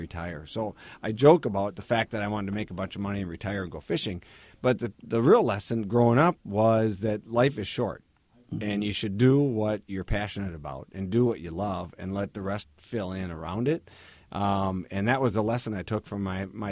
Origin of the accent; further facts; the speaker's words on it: Minneapolis, Minnesota, United States; I'm born and raised in Minneapolis, in the heart of the city, right, just a couple blocks south of Lake Harriet